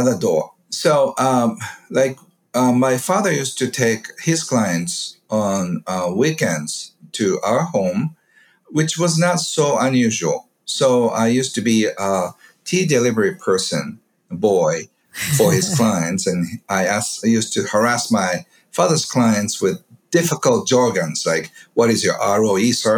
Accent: Kobe, Hyogo, Japan; I grew up in a beautiful neighborhood in Kobe, which is west side of Japan.

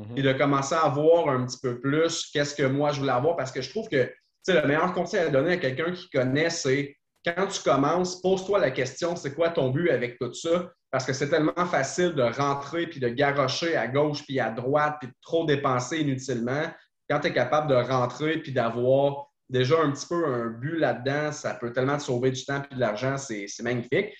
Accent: Trois-Rivières, Quebec, Canada; je suis de Trois-Rivières

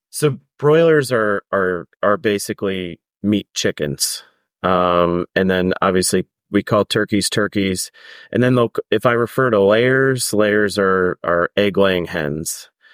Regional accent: Maryland, United States; I grew up in Maryland

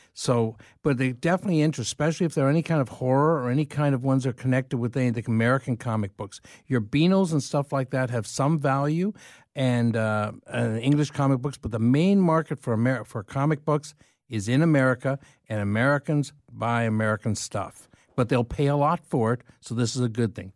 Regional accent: London, Ontario, Canada; moved away; also born or lived in Dublin / Kilkenny; I grew up in London.

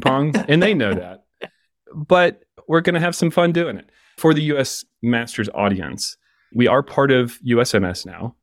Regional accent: Atlanta, Georgia, United States; I grew up in Atlanta, swimming for the Atlanta Swim Association

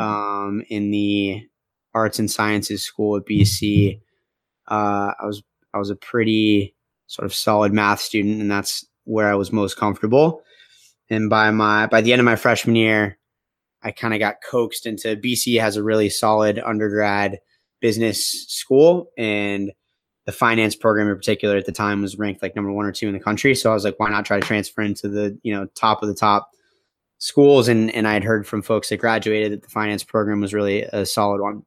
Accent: Phoenix, Arizona, United States; moved away as an adult; also born or lived in Boston; I grew up, uh, in the beautifully hot city of Phoenix, Arizona

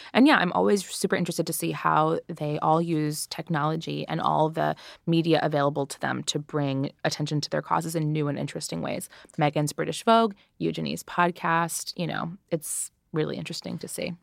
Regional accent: United States; I'm an American girl.

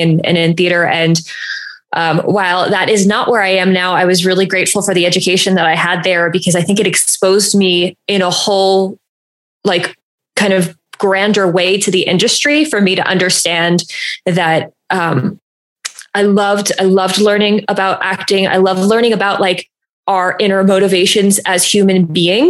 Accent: New Jersey, United States; I grew up in New Jersey

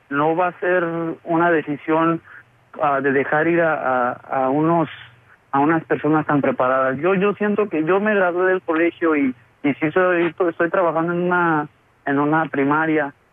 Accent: Mexico; now in Chicago, United States; antes yo pensaba muy diferente y yo mexicano y, quería regresar a mi tierra, pero ah, después ya como están las cosas allá, no, mucha de mi familia ya vive acá

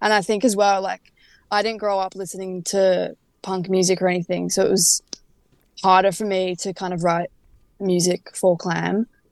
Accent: Frankston, Victoria, Australia; now in Melbourne, Australia; I moved up to the city from Frankston, which is where we grew up

